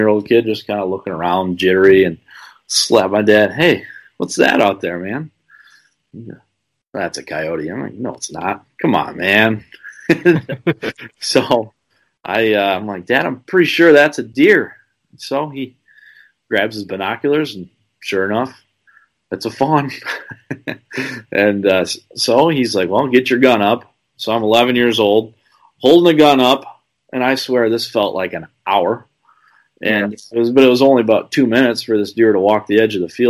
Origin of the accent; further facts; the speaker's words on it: Byron, Illinois, United States; I'm from Byron, Illinois, as you said, in Northern Illinois.